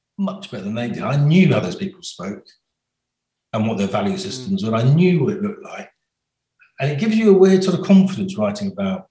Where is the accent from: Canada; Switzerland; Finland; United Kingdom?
United Kingdom; Somerset, South West England; growing up in Somerset.